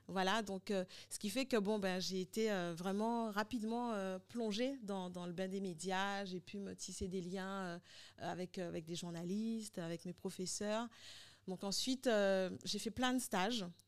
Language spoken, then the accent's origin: French; Guadeloupe; also born or lived in Santo Domingo / Paris; je suis guadeloupéenne